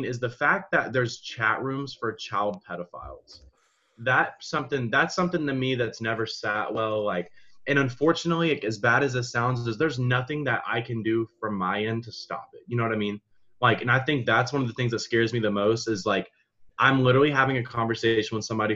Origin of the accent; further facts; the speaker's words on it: Georgia, United States; I'm from Georgia